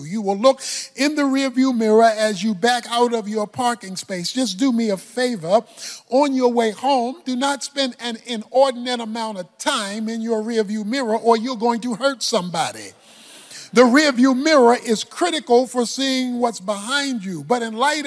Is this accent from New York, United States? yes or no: no; Baltimore, Maryland, United States; So I'm from Baltimore